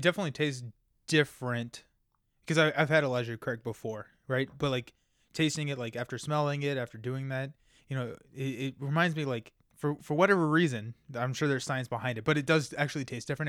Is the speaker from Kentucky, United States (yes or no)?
yes; Kentucky, United States; I'm from Kentucky